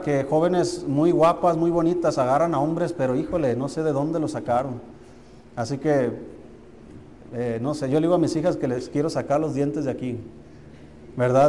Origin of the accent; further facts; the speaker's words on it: Mexico; Como mexicanos tenemos la cultura de, de comer bien y tenemos buena comida